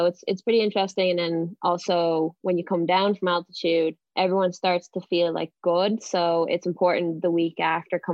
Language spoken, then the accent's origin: English; Dublin, Leinster, Ireland; now in Boston, United States; I'm originally from Dublin, but I train in Boston with Team New Balance Boston